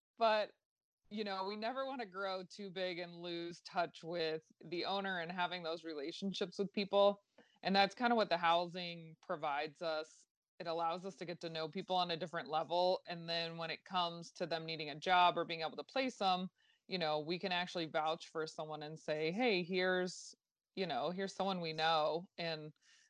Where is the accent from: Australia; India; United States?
United States; Fort Lauderdale, Florida; now in West Palm Beach, United States; I grew up in Fort Lauderdale